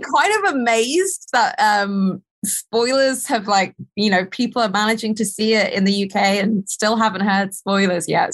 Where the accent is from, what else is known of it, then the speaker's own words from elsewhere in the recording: United Kingdom; accent: proper British; we as British people